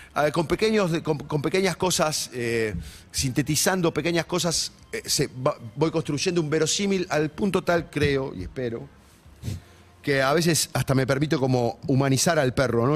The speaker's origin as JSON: {"language": "Spanish", "town": "Ciudadela", "region": "Buenos Aires Province", "country": "Argentina", "tie": "born or raised there", "also_born_or_lived": "Ramos Mejía", "said": "Yo soy de Ramos Mejía, pero hice primaria y secundaria en Ciudadela, entonces los arrabales del del, del fuerte, los conozco bien de chico"}